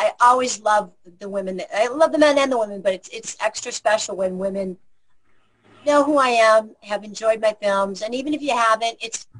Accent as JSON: {"language": "English", "region": "Illinois", "country": "United States", "moved": "yes", "lives_now": "Henderson, United States", "said": "Well, I'm from Illinois."}